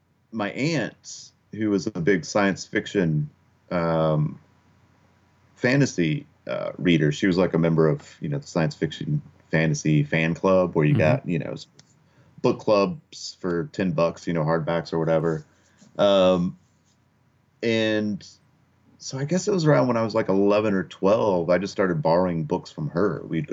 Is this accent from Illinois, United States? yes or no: no; Kentucky, United States; also born or lived in Upper Peninsula, Michigan / Okinawa, Japan; now in Portland, United States; That's where I was born in Kentucky, and then sort of bounced around early on. My dad was Air Force, so it's like born in Kentucky, lived in Upper Peninsula, Michigan for a while, lived in Okinawa, Japan for a while, and then ended up back in Kentucky until I moved out to Portland, really.